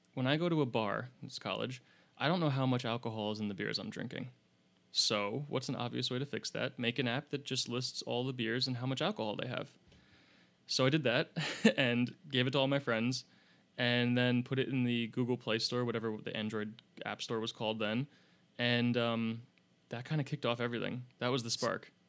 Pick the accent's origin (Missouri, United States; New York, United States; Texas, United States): New York, United States; upstate; I grew up in what people from New York would call upstate